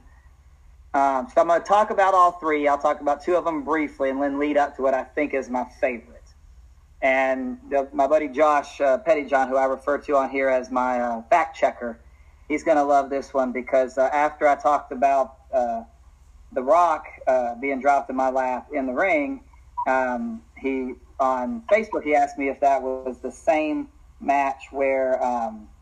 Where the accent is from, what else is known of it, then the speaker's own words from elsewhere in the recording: Lake City, Florida, United States; moved away as an adult; also born or lived in Kentucky; I grew up in Florida, Lake City, Florida. and went to Columbia High School.